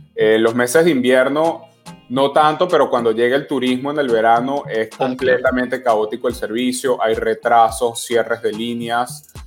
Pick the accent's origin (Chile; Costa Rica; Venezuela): Venezuela; now in New York, United States; yo como venezolano decidí irme de Venezuela desde joven